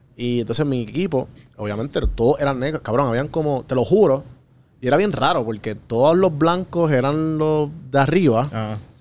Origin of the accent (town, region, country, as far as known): Puerto Rico; moved away